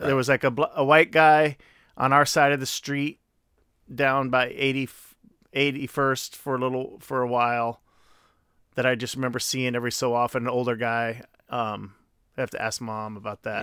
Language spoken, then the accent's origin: English; Chicago, Illinois, United States; I grew up in South Shore.